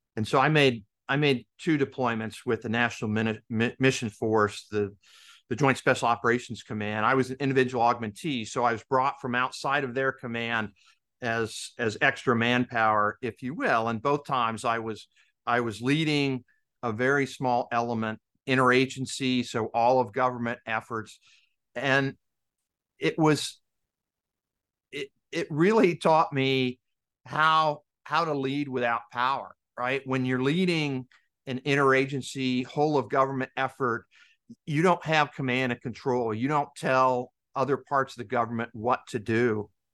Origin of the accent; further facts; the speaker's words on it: Kansas, United States; moved away as an adult; I grew up in Kansas. My dad was in, in the Navy, and he retired in nineteen seventy-five. We moved back to Kansas